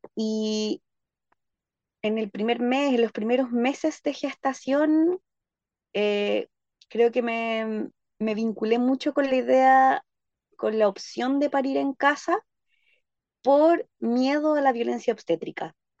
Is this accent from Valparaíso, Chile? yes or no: no; Santiago, Santiago Metropolitan Region, Chile; moved away as an adult; now in Panguipulli, Chile; yo soy oriunda de Santiago de Chile